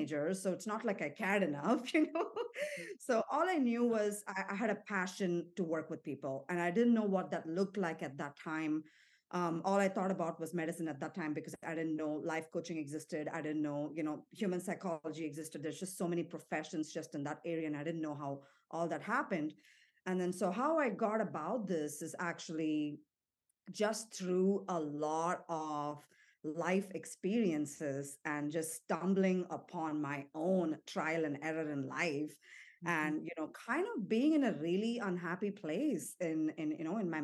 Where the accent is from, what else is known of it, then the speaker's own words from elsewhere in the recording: Chennai, Tamil Nadu, India; moved away as an adult; also born or lived in Singapore / United States / Mexico; now in Nashville, United States; I'm born and raised in India, from Chennai, from the South, for 18 years of my life